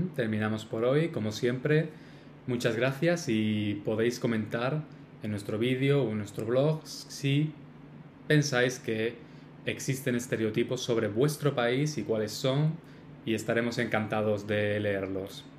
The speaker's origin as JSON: {"language": "Spanish", "country": "Spain", "said": "nosotros somos españoles somos de España"}